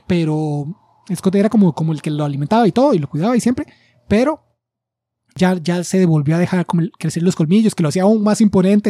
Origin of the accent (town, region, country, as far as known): Costa Rica